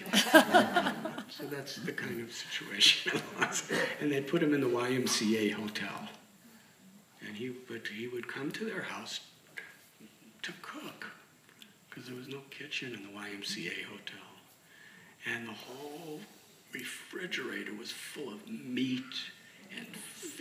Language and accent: English; Illinois, United States; I'm from Illinois.